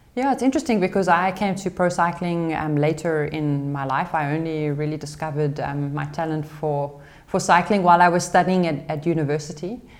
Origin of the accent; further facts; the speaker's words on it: South Africa; moved away; being a South African racing abroad in Europe